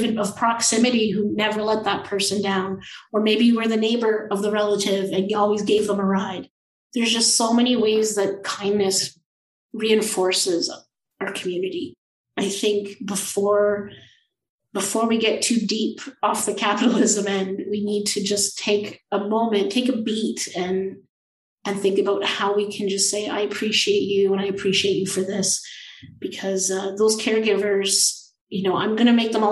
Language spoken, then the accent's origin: English; Thunder Bay, Ontario, Canada; I spent quite a bit of time growing up in Thunder Bay and in northwestern Ontario